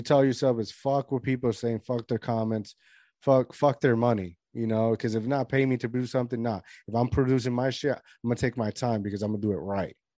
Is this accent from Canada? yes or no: no; Lajas, Puerto Rico; I'm from Lajas, Puerto Rico